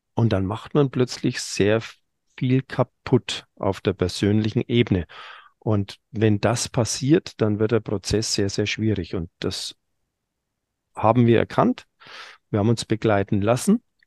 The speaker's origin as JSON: {"language": "German", "area": "Franconia", "region": "Bavaria", "country": "Germany", "said": "bei uns in Franken"}